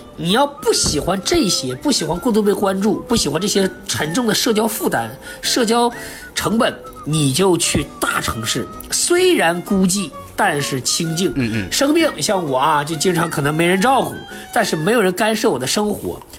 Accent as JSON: {"language": "Chinese", "town": "Hegang", "region": "Heilongjiang", "country": "China", "tie": "born or raised there", "moved": "yes", "lives_now": "Beijing, China", "said": "我们老家最近红了啊，就鹤岗啊，一套房子一万多、三万多那个鹤岗"}